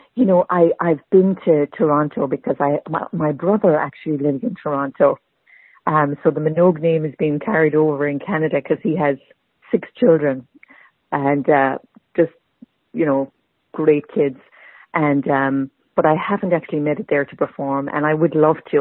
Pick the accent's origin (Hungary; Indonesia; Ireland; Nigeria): Ireland; Tipperary, Munster; moved away as an adult; also born or lived in Borrisokane / New England; now in Boston, United States; I was born and raised in Tipperary and came to uh, New England as an adult.